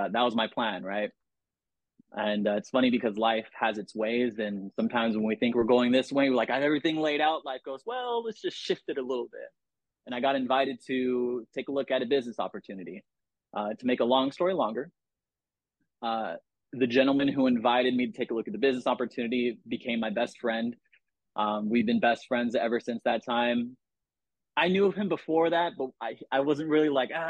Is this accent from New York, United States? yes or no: no; San Diego, California, United States; I'm from San Diego, you know, Southern California